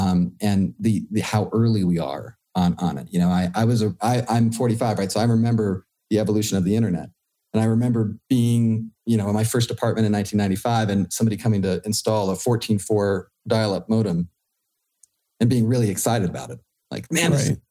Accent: Silicon Valley, Bay Area, California, United States; I grew up out in the Bay Area in California during the whole tech cycle. So like I actually grew up in Silicon Valley

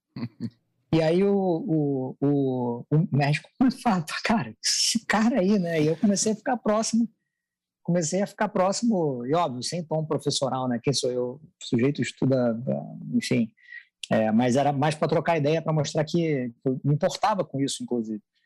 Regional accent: Rio de Janeiro, Brazil; accent: carioca; moved away as an adult; now in São Paulo, Brazil; sou do, do, Rio de Janeiro, né? Deve ter dado para perceber por algumas palavras, algumas são impossíveis de você esconder o sotaque

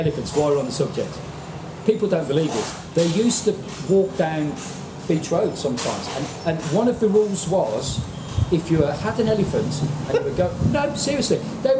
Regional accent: West Bromwich, West Midlands, United Kingdom; born or raised there; also born or lived in Birmingham (Aston); now in Pattaya, Thailand

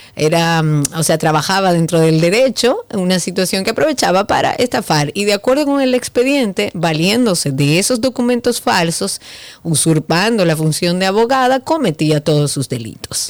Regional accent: Dominican Republic; Eso no es lo que nos definía a nosotros como dominicanos

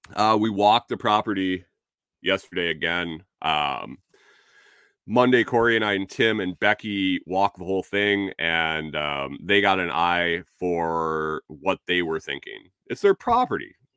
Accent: New York, United States; moved away; also born or lived in Minnesota; I'm from Minnesota. I grew up in New York, so I got two, uh, I got two different places.

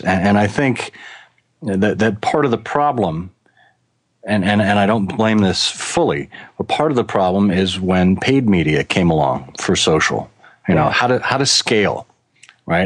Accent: Connecticut, United States; moved away as an adult; also born or lived in Boston; now in Michigan, United States; I grew up in Connecticut, and then I went to school in Boston, and I stayed on in Boston for 20 years until Ford recruited me out to Michigan

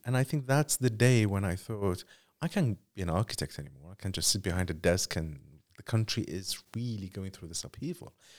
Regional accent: Iraq; someone who covers conflict and who grew up in conflict, I'm from Iraq

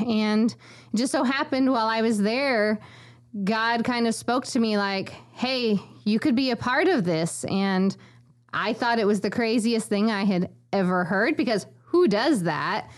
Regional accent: McLeansboro, Illinois, United States; moved away as an adult; also born or lived in Honduras; my hometown of McLeansboro, where I grew up my whole life

